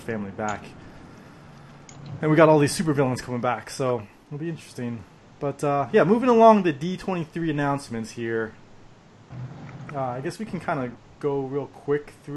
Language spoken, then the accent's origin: English; United States; I'm American